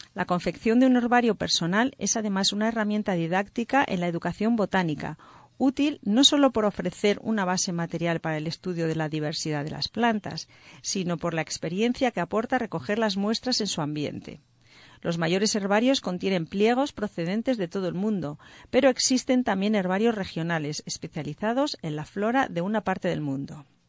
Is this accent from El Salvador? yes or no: no; Madrid, Community of Madrid, Spain; de los que somos del noreste de Madrid